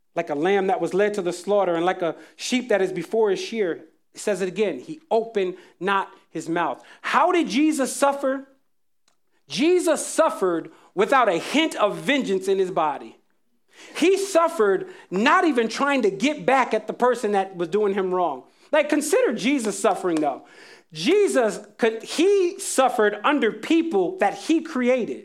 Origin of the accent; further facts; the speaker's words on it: Jacksonville, North Carolina, United States; When I was a kid, I was growing up in Jacksonville, North Carolina